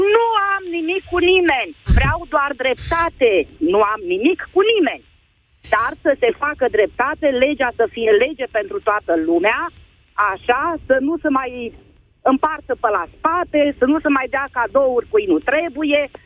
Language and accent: Romanian; Vrancea County, Romania; Sunt de undeva din Vrancea.